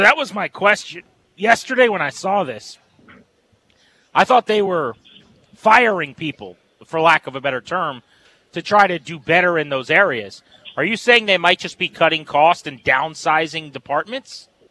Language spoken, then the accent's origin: English; Fredericksburg, Virginia, United States; I'm from the Fredericksburg area.